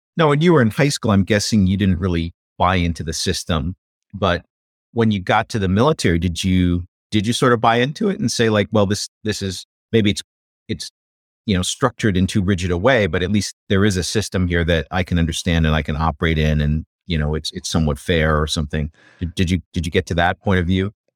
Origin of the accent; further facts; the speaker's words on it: Iowa, United States; I grew up in Iowa hunting